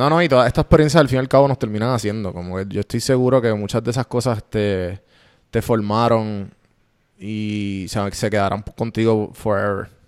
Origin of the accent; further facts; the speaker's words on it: Puerto Rico; moved away as an adult; yo me mudé de Puerto Rico después de María. Y yo pues, claro, yo ya he visitado Estados Unidos y no sé qué